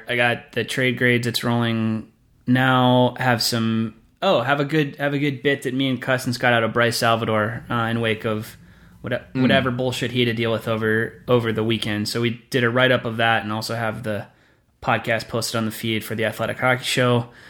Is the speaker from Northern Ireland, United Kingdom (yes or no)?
no; London, United Kingdom; now in Quito, Ecuador; Well, I grew up in London, and now I live in Quito. I'm a British Colombian.